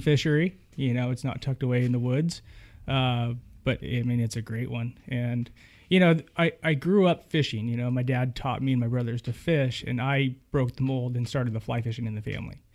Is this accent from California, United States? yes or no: yes; Winters, California, United States; I grew up in a little town called Winters, California